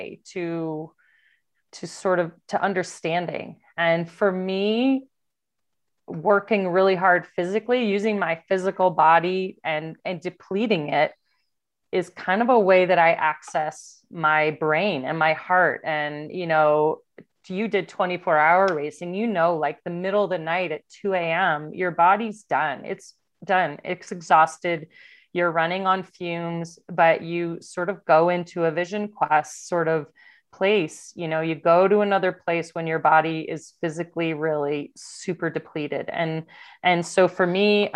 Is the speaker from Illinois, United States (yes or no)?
yes; Downers Grove, Illinois, United States; I grew up in Downers Grove, Illinois, right next to Hinsdale